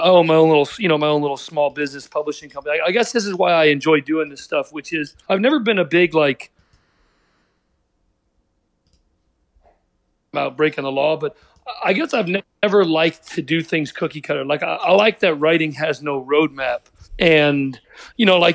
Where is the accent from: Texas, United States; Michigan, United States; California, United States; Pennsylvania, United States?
Pennsylvania, United States; Pittsburgh; I'm from Pittsburgh